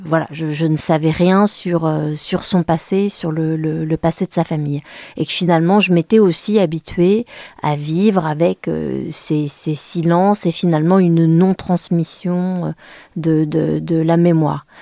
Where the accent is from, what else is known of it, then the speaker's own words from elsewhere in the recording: Le Mans, Pays de la Loire, France; first language Vietnamese; French is a second language; j'ai grandi au Mans, on était la seule famille d'origine asiatique